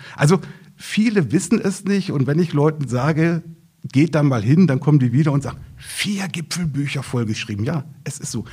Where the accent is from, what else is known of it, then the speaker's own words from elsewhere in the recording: Lappwald, Lower Saxony, Germany; im Naturpark im Lappwald, also in meiner Heimatregion